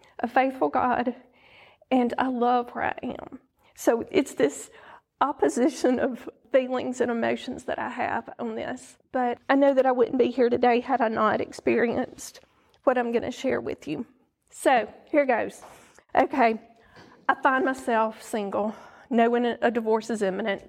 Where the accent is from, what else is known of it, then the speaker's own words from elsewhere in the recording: Oxford, Mississippi, United States; also born or lived in South Carolina / Florida / North Carolina; now in Tupelo, United States; I was raised in Oxford, great little town to be raised in.